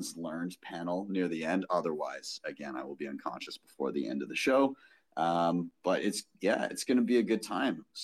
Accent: Canada; I'm Canadian

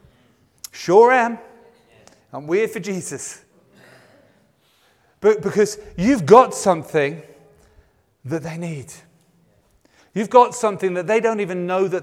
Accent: England, United Kingdom; my sensibilities as an Englishman

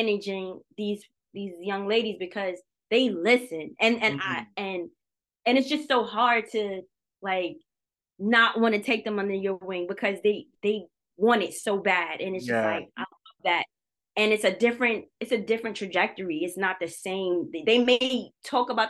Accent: New York City, New York, United States; we're from New York City, from Brooklyn

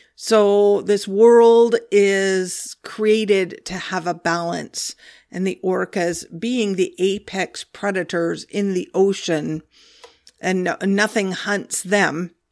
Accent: Olympia, Washington, United States; I grew up in Olympia, Washington, on, right on Puget Sound, right on the water

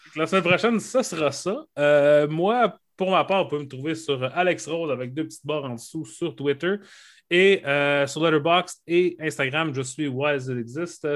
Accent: Saguenay, Quebec, Canada; dans mon village natal d'Arvida, au Saguenay

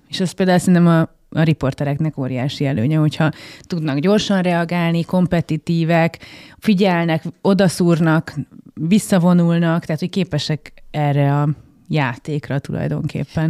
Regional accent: Gödöllő, Pest, Hungary; a nagy családi házat, amiben részben én is fölnőttem

